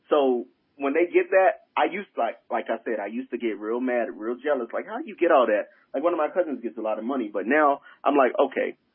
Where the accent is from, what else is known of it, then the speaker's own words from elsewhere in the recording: South Carolina, United States; moved away as an adult; also born or lived in Washington, D.C.; I'm from South Carolina, green.